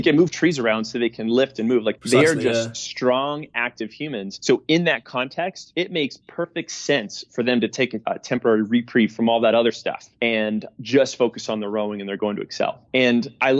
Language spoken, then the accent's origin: English; New England, United States; I grew up in New England